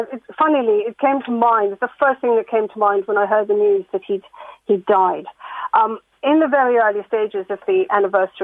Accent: Ireland; moved away; I was growing up on the Carrick Road

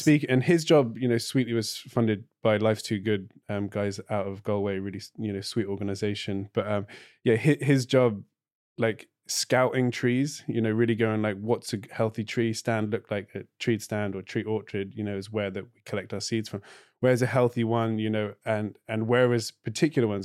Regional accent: Cornwall, South West England, United Kingdom; also born or lived in Clare, Ireland; now in Ireland; I'm Cornish, not British

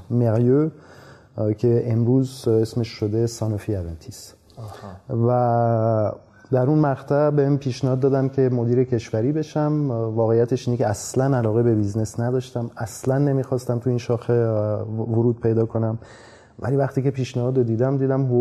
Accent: Iran; also born or lived in France; بله من متولد ایرانم من سال 1969 تو ایران به دنیا آمدم

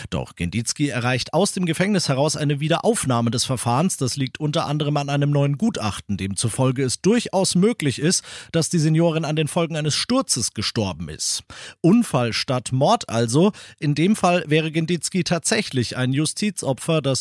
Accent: Munich, Bavaria, Germany; Als Fußballfan, als Architekturfreund und natürlich als Münchner geht mir da das Herz auf.

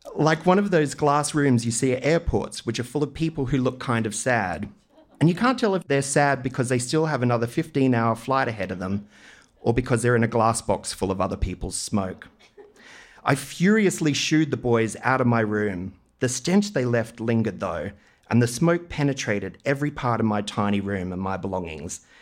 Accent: Maroochydore, Queensland, Australia; I grew up in Queensland's Sunshine Coast in the eighties.

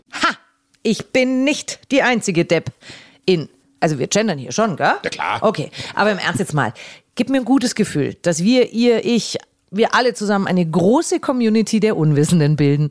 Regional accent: Augsburg, Bavaria, Germany; meine Heimatstadt Augsburg

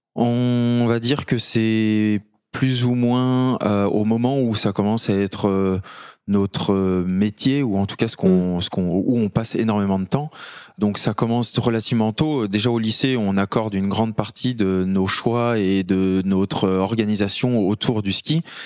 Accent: Courchevel, Auvergne-Rhône-Alpes, France; also born or lived in Annecy; je viens de Courchevel, en Savoie. J'ai 32 ans aujourd'hui. J'ai grandi, on va dire, entre euh, la montagne et Annecy aussi

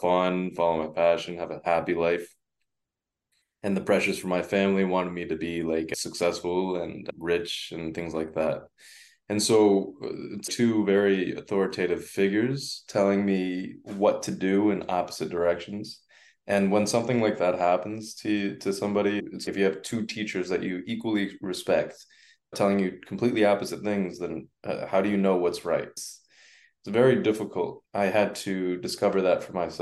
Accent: Farmington, Connecticut, United States; English is a second language; also born or lived in China; I grew up surrounded in the richest per capita town in the richest per capita state, which was Farmington, Connecticut

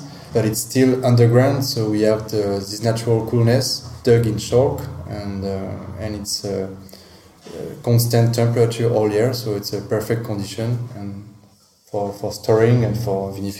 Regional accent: Champagne, Grand Est, France; I'm a young man. I'm 34 years old, and we grew up in the Champagne regions with our parents.

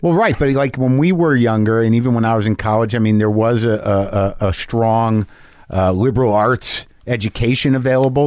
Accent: New Mexico, United States; I grew up in New Mexico

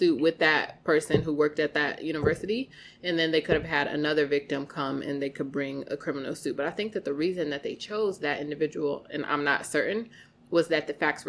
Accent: Broadview, Illinois, United States; I'm from Broadview.

